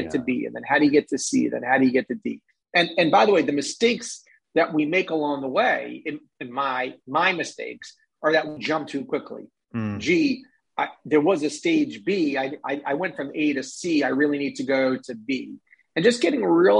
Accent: New York, United States; I'm a New Yorker

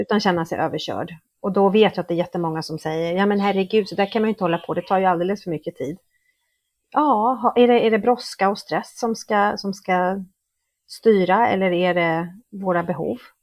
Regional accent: Stockholm, Stockholm County, Sweden; moved away as an adult; now in Mexico; Jag är född och uppvuxen i Stockholm men har bott i Mexiko i snart 20 år

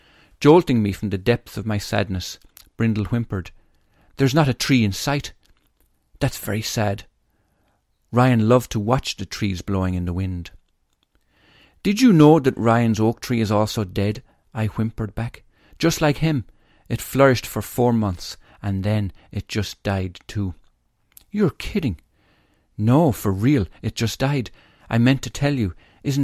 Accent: Tipperary, Munster, Ireland; born there; I was born in St. Michael's Hospital in Tipperary, in house number 22, in a street called St. Michael's Avenue.

